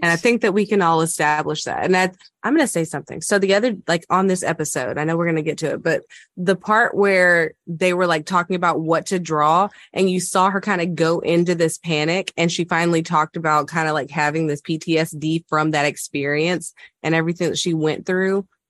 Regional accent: the South, United States; I am from the South

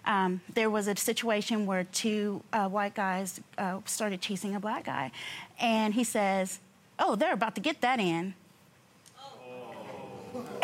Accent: San Diego, California, United States; I'm from California. Mm-hmm. I'm from San Diego

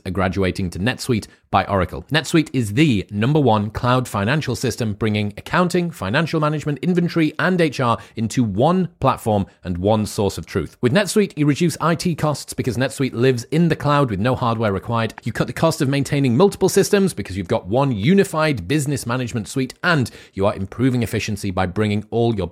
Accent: United Kingdom; as a British person

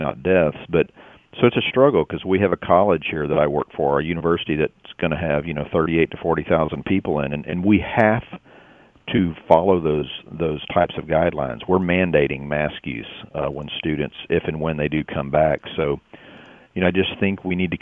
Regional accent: Texas, United States; my home state

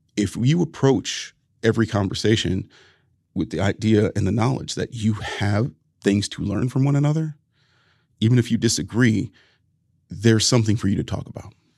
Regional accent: Ohio, United States; my home state of Ohio

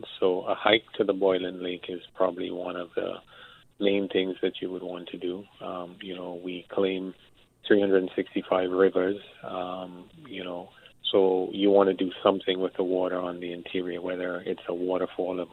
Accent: Dominica; we have that Creole, that Francophone aspect to us, although we're English-speaking, we have that Creole aspect to us

